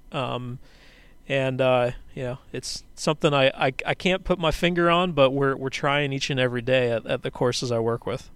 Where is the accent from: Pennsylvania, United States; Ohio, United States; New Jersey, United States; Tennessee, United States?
Pennsylvania, United States; Philadelphia; my parents were both very active uh, in local politics where I grew up in Philadelphia